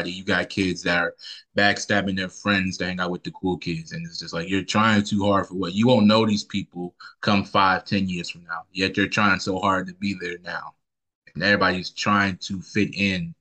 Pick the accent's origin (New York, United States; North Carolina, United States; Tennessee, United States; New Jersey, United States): North Carolina, United States; Charlotte; I'm pretty much born and raised in Charlotte, the east side of Charlotte area.